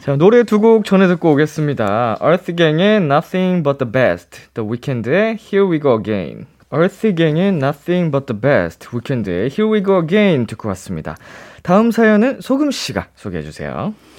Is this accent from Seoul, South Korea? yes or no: yes; Seoul, South Korea; 이제 서울에서 네. 나고 자라가지고